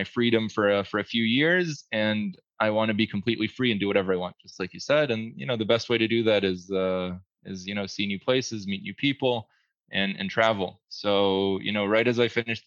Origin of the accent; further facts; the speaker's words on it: New Jersey, United States; now in Israel; I grew up in New Jersey for a pretty long time